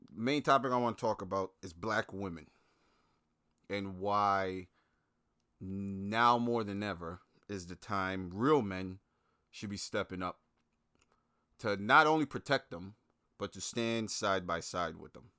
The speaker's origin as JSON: {"language": "English", "town": "Brooklyn", "region": "New York", "country": "United States", "tie": "born or raised there", "moved": "yes", "said": "growing up in Brooklyn"}